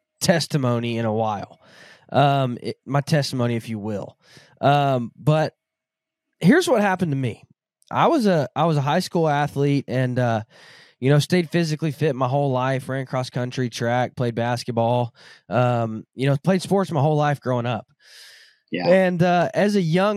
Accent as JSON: {"language": "English", "region": "Southern Arkansas", "country": "United States", "tie": "born or raised there", "said": "I grew up in Southern Arkansas"}